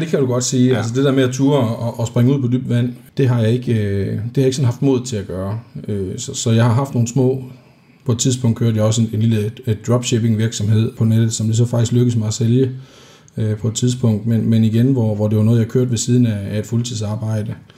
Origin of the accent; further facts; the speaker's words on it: Denmark; vi er fra Jylland